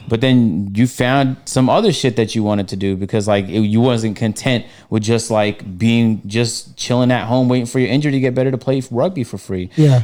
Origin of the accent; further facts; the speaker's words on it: Canada; now in United States; I'm from Canada, so uh, I love Canada with a passion. I'm gonna move back to when I make, when I get my money up